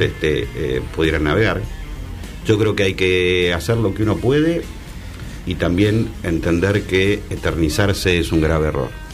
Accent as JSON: {"language": "Spanish", "region": "Buenos Aires", "country": "Argentina", "said": "a mí como porteño"}